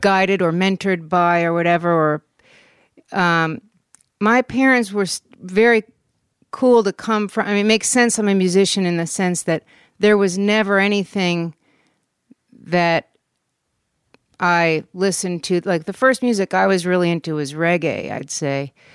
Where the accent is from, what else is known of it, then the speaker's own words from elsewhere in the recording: West Orange, New Jersey, United States; moved away as an adult; also born or lived in Germany / New York City / Taos, New Mexico / New Orleans; now in Los Angeles, United States; I was born in Germany, but I grew up in New Jersey, West Orange, New Jersey.